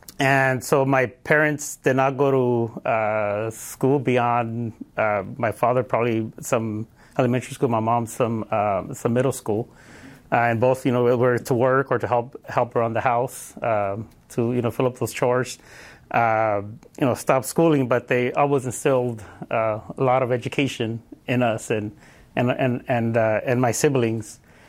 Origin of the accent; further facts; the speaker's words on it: Los Angeles, California, United States; So, yeah, I grew up in Los Angeles, in Wilmington. Those of you who don't know, it's around Long Beach, San Pedro area.